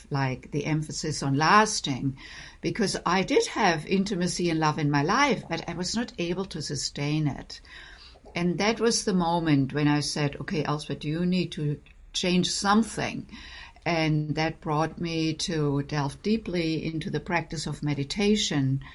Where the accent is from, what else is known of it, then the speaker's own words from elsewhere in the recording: Germany; moved away as an adult; also born or lived in Boston; now in United States; I grew up in Germany